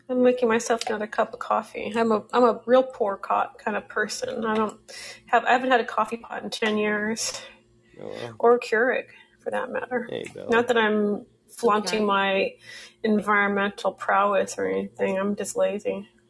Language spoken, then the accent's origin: English; Pacific Northwest, United States; I am from the Pacific